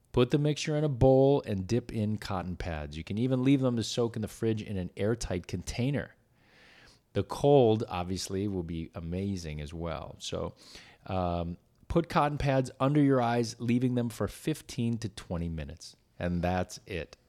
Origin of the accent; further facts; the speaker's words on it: Wisconsin, United States; now in California, United States; I grew up in it in Wisconsin